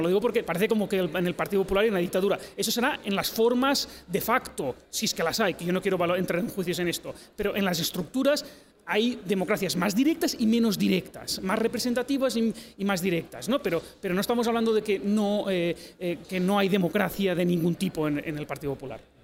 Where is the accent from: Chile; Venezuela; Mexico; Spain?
Spain; Catalonia; soy catalán